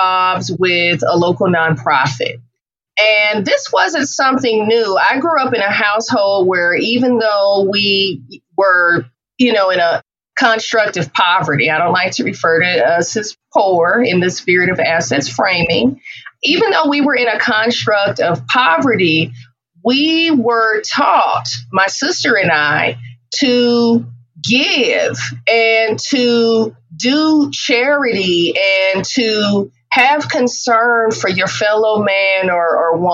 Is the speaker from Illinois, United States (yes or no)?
no; Oakland, California, United States; also born or lived in Atlanta; growing up in Oakland in the Bay Area